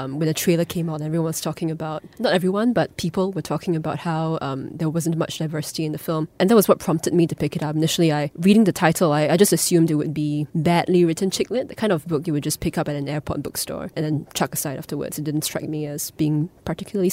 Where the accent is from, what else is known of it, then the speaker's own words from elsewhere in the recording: Singapore; as a Singaporean, as an Asian